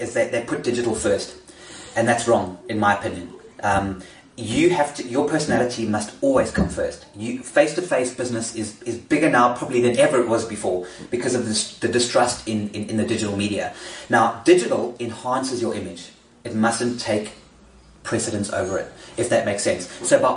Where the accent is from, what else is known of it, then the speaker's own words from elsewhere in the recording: South Africa; I am South African